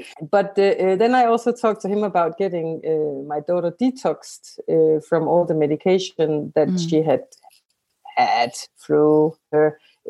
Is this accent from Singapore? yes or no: no; Denmark; So I'm from Denmark.